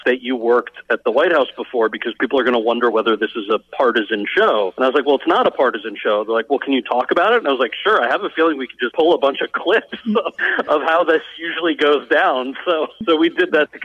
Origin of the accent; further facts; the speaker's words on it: Freehold, New Jersey, United States; moved away; also born or lived in Montclair, New Jersey; I was born in Montclair, mostly grew up in a town called Freehold